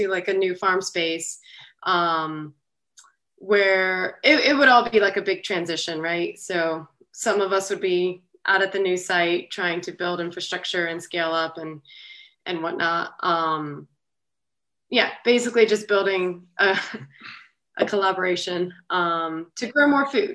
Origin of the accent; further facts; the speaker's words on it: Carrollton, Georgia, United States; now in Atlanta, United States; I grew up in Carrollton, so I went back home to Carrollton for a season